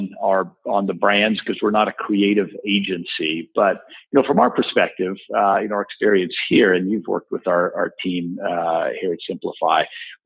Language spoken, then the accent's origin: English; Texas, United States; I'm a Texan